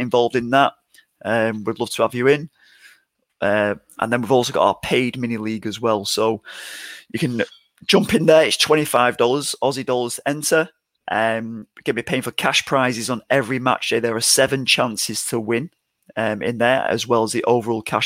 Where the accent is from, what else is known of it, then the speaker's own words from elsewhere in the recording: England, United Kingdom; accent: English; my English accent